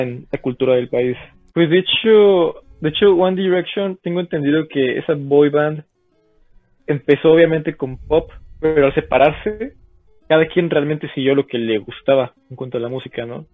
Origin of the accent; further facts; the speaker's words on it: Mexico; nos une como mexicanos